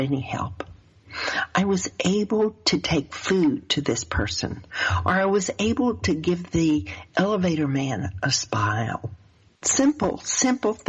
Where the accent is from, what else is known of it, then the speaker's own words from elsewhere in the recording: the South, United States; accent: southern; my southern accent